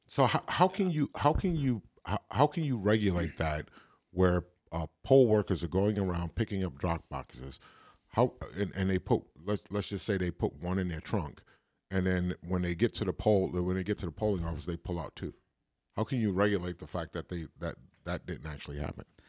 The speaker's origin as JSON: {"language": "English", "town": "New York City", "region": "New York", "country": "United States", "said": "I'm from Brooklyn"}